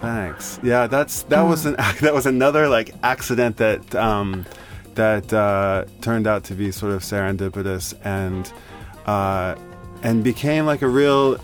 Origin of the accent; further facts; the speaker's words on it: Tulsa, Oklahoma, United States; moved away as an adult; also born or lived in Boulder, Colorado; now in Tokyo, Japan; from Oklahoma. I'm from Tulsa